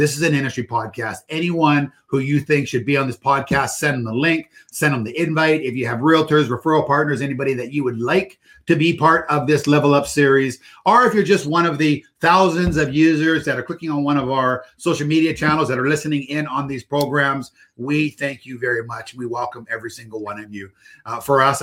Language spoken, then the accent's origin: English; Port Coquitlam, British Columbia, Canada; my hometown, Port Coquitlam.